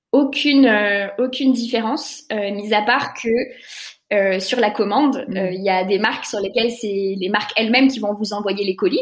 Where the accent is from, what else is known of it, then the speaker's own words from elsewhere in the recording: Lyon, Auvergne-Rhône-Alpes, France; also born or lived in Paris; on est lyonnais